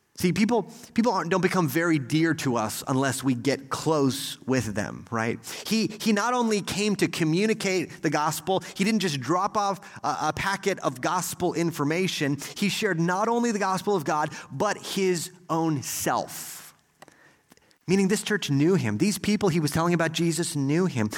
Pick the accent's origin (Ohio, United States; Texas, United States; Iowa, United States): Texas, United States; as an American or maybe especially as a Texan